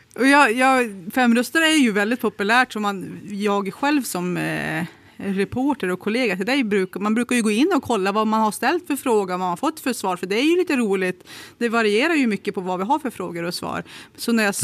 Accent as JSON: {"language": "Swedish", "town": "Kramfors", "region": "Västernorrland County", "country": "Sweden", "tie": "born or raised there", "said": "när jag växte upp i Kramfors"}